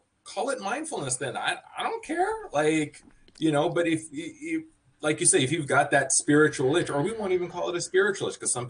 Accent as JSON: {"language": "English", "region": "Washington", "country": "United States", "moved": "as an adult", "lives_now": "Athens, Greece", "said": "I was from Washington State in the U.S., and now I have successfully relocated to Athens, Greece, where I will be living from now on."}